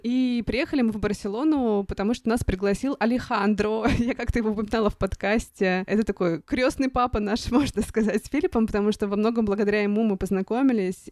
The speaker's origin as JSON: {"language": "Russian", "country": "Russia", "said": "я из России"}